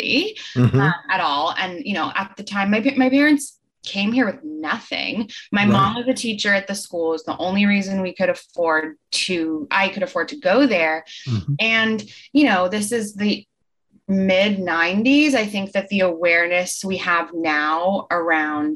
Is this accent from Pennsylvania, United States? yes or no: no; Marin, California, United States; growing up in Marin